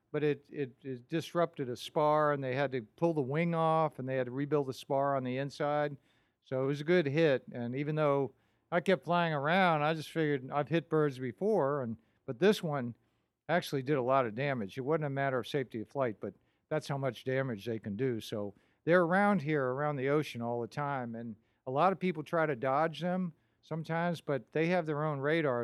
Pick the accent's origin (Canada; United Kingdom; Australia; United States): United States; Minnesota; now in Florida, United States; I'm, I'm from Minnesota